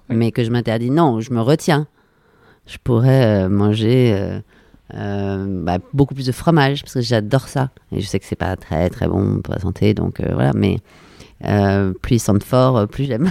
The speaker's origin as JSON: {"language": "French", "town": "Paris", "region": "Île-de-France", "country": "France", "tie": "born or raised there", "said": "je suis née à Paris, je suis totalement parisienne, j'ai grandi à Paris."}